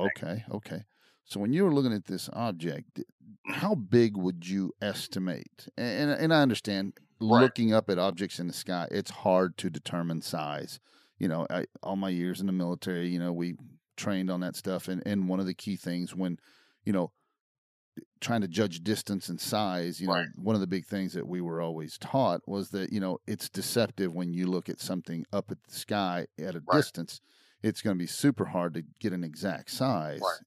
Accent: Brownwood, Texas, United States; where I grew up in Brownwood, right. Texas

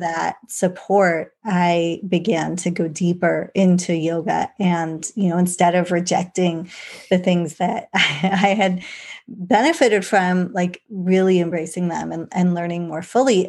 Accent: England, United Kingdom; I was born in England

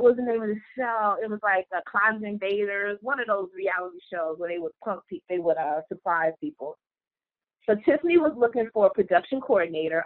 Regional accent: Detroit, Michigan, United States; moved away as an adult; also born or lived in Atlanta; I'm from Detroit

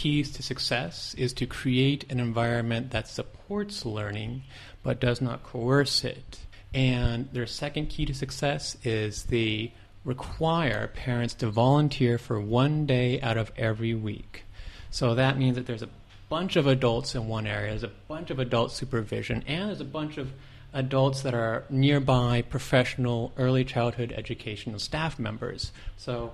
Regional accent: Gilroy, California, United States; moved away as an adult; also born or lived in Taiwan; now in Thailand; I'm actually from Gilroy, California, the garlic capital of the world.

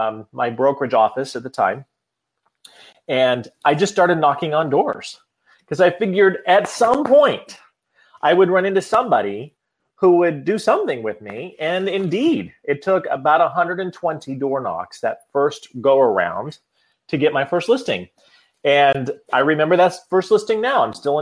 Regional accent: Iowa, United States; moved away as an adult; now in Washington, D.C., United States; So I moved from Iowa to Washington, D.C. after I had been touring with an international musical organization called Up With People

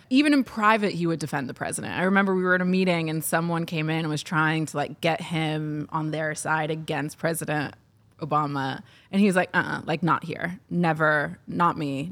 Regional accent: Ohio, United States; moved away; But where I grew up in Ohio, there are distinct racial lines

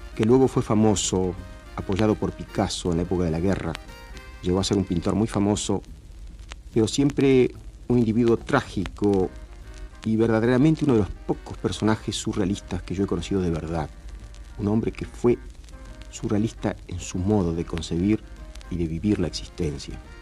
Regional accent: Rojas, Buenos Aires Province, Argentina; also born or lived in La Plata; Nací en 1911 en Rojas, pueblito de la provincia de Buenos Aires

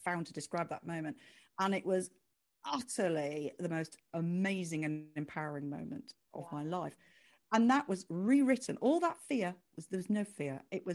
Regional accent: United Kingdom; I was the only Brit

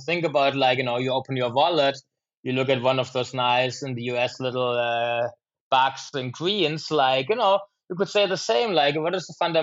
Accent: Germany; now in Chicago, United States; my mom makes actually fantastic apple pies from an apple tree growing in our garden in my homeland of Germany.

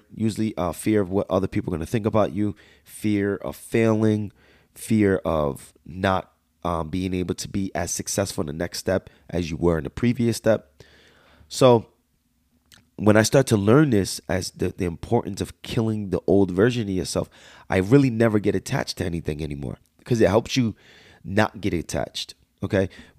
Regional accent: United States; accent: Jersey/Bronx; My slang is so bad. I talk like I was straight from Jersey/Bronx. And I still got that accent to me right now

